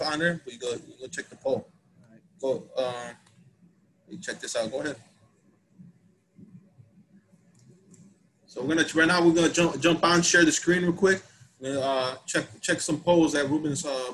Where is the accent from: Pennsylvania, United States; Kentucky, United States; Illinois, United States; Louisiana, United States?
Illinois, United States; Chicago; we're from Pilsen